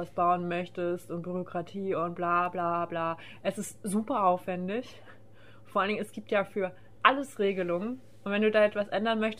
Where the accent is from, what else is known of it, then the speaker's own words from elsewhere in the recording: Germany; Und bei uns in Deutschland ist es halt so